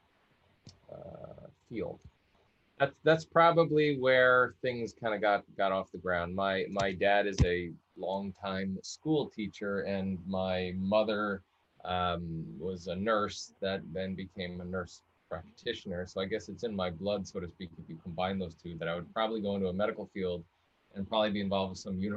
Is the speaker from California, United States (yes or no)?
no; Long Island, New York, United States; I grew up in the Northeast, actually on Long Island, New York, on a coastal town, kind of in the middle of the island on the North Coast.